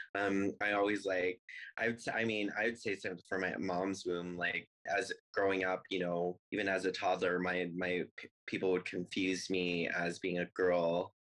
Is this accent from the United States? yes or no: yes; Longmont, Colorado, United States; now in Denver, United States; I was born in Colorado Springs, so I'm a native here. Uh, my parents moved to Longmont when I was, I think, five. So I grew up in Longmont, went to elementary, middle school, high school there.